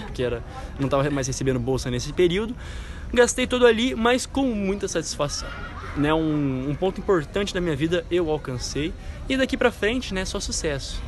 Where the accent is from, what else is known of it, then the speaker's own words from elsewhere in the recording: Brazil; sou brasileiro mesmo